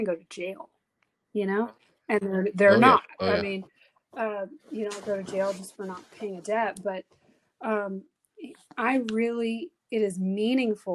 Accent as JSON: {"language": "English", "region": "South Texas", "country": "United States", "tie": "born or raised there", "also_born_or_lived": "Houston, Texas", "said": "I was raised in South Texas from the time I was seven."}